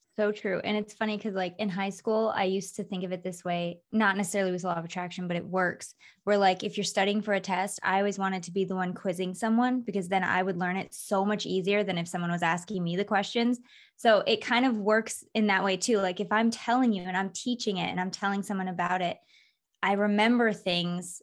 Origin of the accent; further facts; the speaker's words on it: Michigan, United States; moved away as an adult; also born or lived in Florida / California; now in Las Vegas, United States; I was born in Florida, grew up in Michigan, moved to California when I was 20